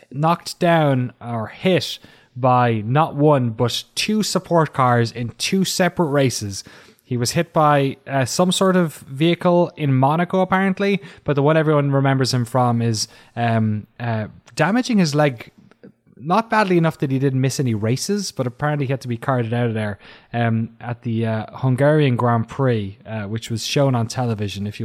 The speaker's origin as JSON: {"language": "English", "country": "Belgium", "tie": "born or raised there", "also_born_or_lived": "Scotland", "said": "Um, although I am from Scotland, I was born and brought up in Belgium, where I was babysat as a child"}